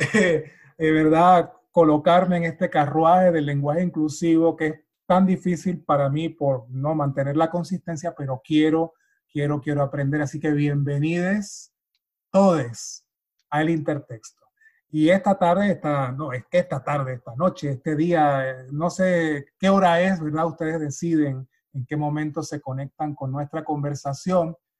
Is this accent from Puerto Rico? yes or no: yes; Puerto Rico; now in United States; para mí que soy puertorriqueño, o sea, forma parte de mi, de mi ADN, forma parte de esta, de, mi, de mi eh, cultura popular, desde niño